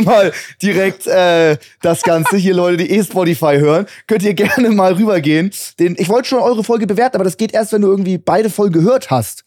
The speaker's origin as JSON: {"language": "German", "region": "Hamburg", "country": "Germany", "moved": "yes", "lives_now": "New York, United States", "said": "Ich, ich, ich komme aus Hamburg"}